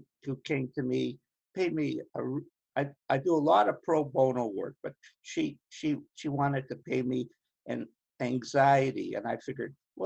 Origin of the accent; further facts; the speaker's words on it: Winnipeg, Manitoba, Canada; when I was 5 and 6 years old, I come from Winnipeg, the middle of Canada.